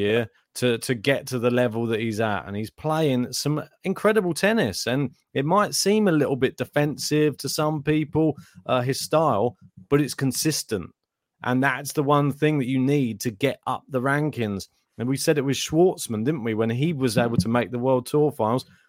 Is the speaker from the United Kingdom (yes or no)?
yes; United Kingdom